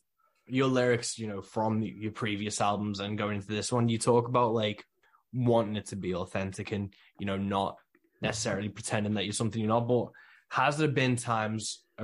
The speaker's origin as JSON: {"language": "English", "country": "United Kingdom", "said": "I'm a British country singer, so I don't sing about highways, I sing about motorways."}